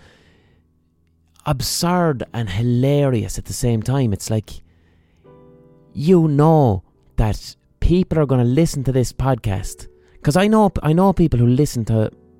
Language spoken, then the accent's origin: English; Ireland; as an Irish person